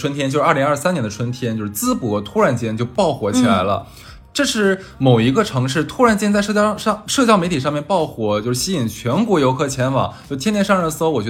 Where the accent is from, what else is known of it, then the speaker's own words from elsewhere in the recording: Harbin, Heilongjiang, China; 一方面是为我的家乡哈尔滨